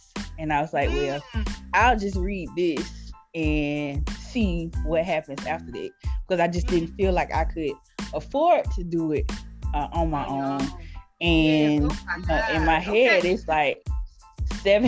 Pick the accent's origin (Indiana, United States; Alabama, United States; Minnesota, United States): Alabama, United States; Montgomery; moved away as an adult; now in Birmingham, United States; I'm originally from Montgomery, Alabama